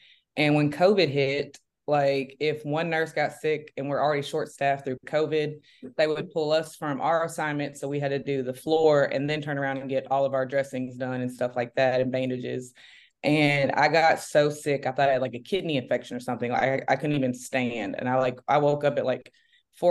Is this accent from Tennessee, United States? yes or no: yes; Memphis, Tennessee, United States; I'm from, born and raised in Memphis, Tennessee.